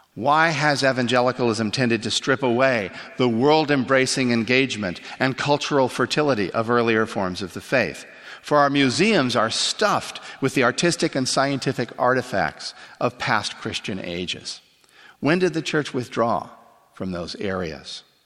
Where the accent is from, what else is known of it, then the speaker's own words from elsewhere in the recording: Canada; moved away; I grew up in Canada